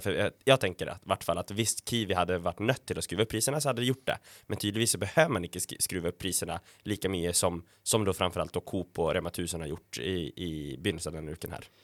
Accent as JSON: {"language": "Norwegian", "country": "Sweden", "moved": "yes", "lives_now": "Norway", "said": "jeg er jo svensk og var hjemme i julen"}